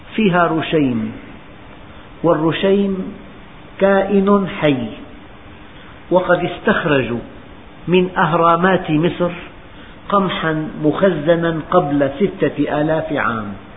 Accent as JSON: {"language": "Arabic", "country": "Syria", "said": "بلدنا سوريا"}